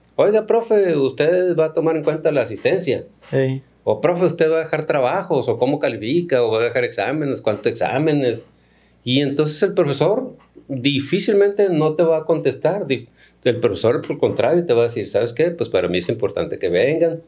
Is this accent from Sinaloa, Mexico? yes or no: yes; Culiacán, Sinaloa, Mexico; soy originario de Culiacán, viví eh, mi infancia temprana en el Ejido de las Flores